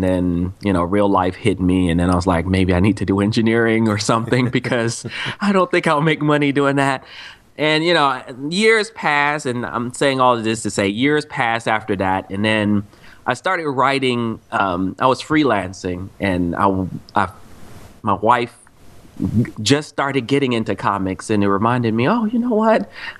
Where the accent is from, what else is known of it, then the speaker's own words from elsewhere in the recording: Cameroon; now in United States; I remember I was born in Cameroon, Africa.